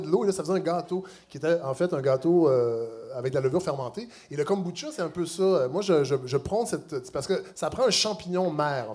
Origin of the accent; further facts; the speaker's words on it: Saint-Hyacinthe, Quebec, Canada; moved away; je viens de Saint-Hyacinthe